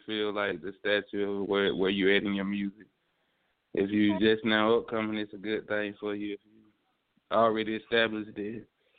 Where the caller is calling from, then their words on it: Newnan, Georgia, United States; I'm coming from Noonan, Georgia.